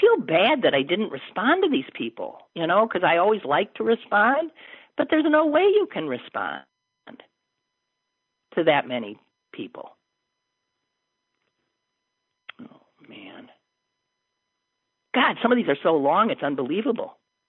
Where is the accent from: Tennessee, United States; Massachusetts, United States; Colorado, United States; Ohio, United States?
Colorado, United States; I'm from Colorado, a battleground state.